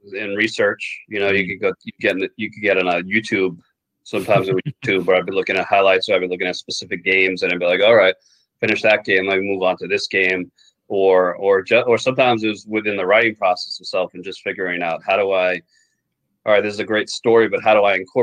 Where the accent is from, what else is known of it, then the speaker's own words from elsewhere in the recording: New York City, New York, United States; also born or lived in Jericho, Long Island, New York; I lived in Queens until I was about 10. I lived in Douglaston. Okay. And then I moved out to Long Island, to Jericho out in Long Island